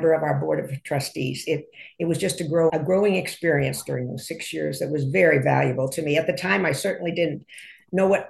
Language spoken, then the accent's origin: English; the Midwest, Illinois, United States; moved away as an adult; also born or lived in Miami; now in Iowa, United States; born and raised in the Midwest, had hardly been out of the state yet at this point